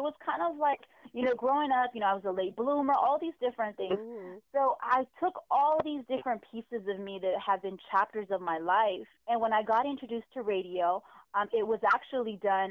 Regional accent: San Diego, California, United States; also born or lived in Pearl Valley; I've been in San Diego since I was like 3 months old, so I'm a San Diego native

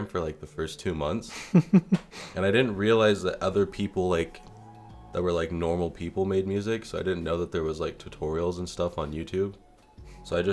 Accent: Ashland, Oregon, United States; I'm from Ashland, Oregon, and I am a music producer.

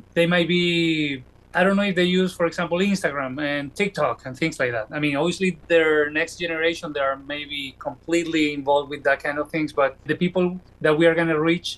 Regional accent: Venezuela; moved away as an adult; also born or lived in Caracas, Venezuela / Iowa, United States; now in United States; I did a job for a radio station in my hometown in Venezuela.

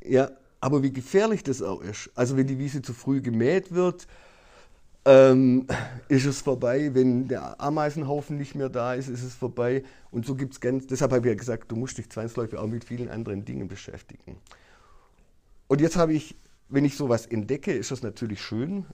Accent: Baden-Württemberg, Germany; bei uns in Baden-Württemberg

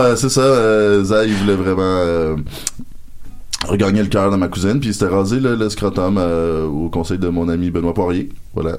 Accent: Rouyn-Noranda, Quebec, Canada; chez nous à Rwanda noranda

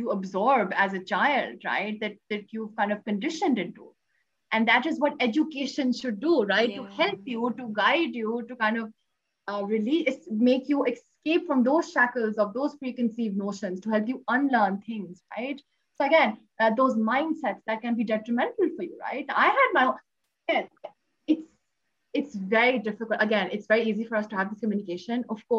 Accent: Pakistan; I am from Pakistan

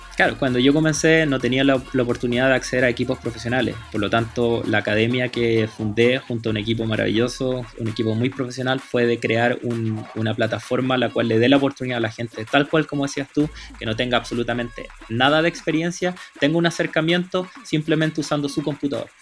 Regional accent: Santiago, Santiago Metropolitan Region, Chile; me crié en Peñalolén, en las Torres 3

